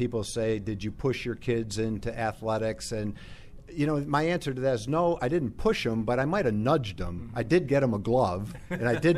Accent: New England, United States; moved away as an adult; now in Texas, United States; I'm from New England

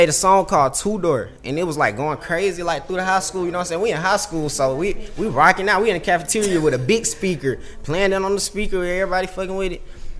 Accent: Atlanta, Georgia, United States; Man, so look, I'm from the South Side. I went to Banneker High School, right?

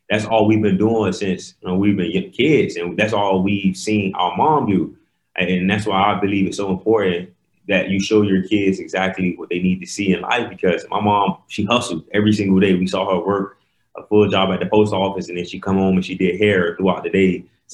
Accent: Miami, Florida, United States; we grew up in Miami, Florida, but not that part that you see on TV, well, on First 48, yeah. but we grew up in the hood in Miami.

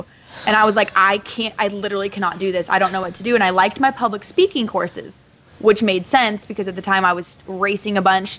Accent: the Northwest, Pacific Northwest, United States; moved away; also born or lived in Carolina; I'm from the Northwest originally.

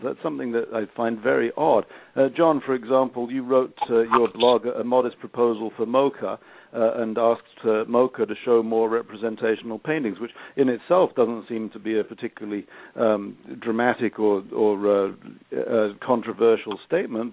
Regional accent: England, United Kingdom; I'm English

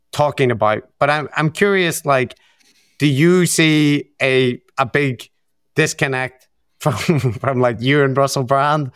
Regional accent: Belfast, Northern Ireland, United Kingdom; my background in, in Belfast, in growing up in the Troubles

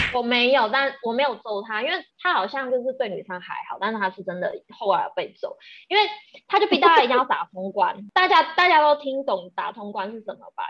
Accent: Taiwan; 我们台湾人，就是也，也，有，有比较不好的饮酒文化

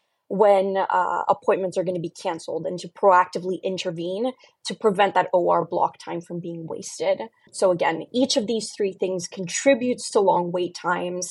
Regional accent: Brazil; moved away; I love sharing case studies from my home country

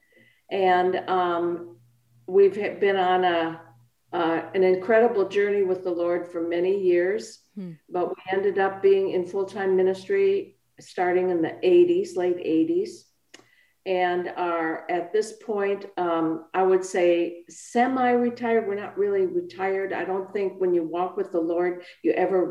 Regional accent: Milwaukee, Wisconsin, United States; I was born in Milwaukee, Wisconsin

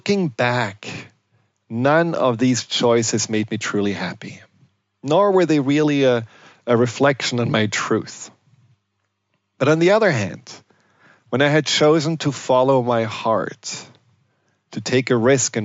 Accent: Germany; I grew up in Germany

